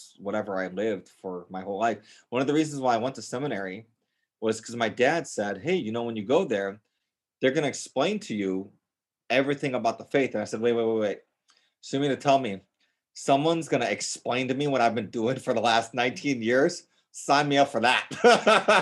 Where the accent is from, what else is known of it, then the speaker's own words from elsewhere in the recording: Gurnee, Illinois, United States; moved away as an adult; also born or lived in Serbia / Boston; I grew up north of Chicago in Gurnee, Illinois